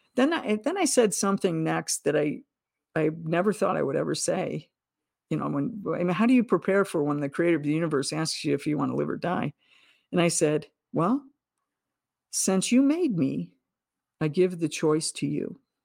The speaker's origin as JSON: {"language": "English", "country": "United States", "said": "as an American in the latter half of the twentieth century"}